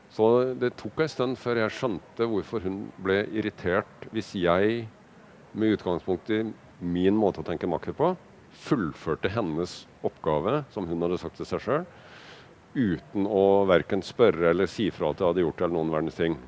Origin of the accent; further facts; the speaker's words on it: Kragerø, Telemark, Norway; jeg vokste opp i Kragerø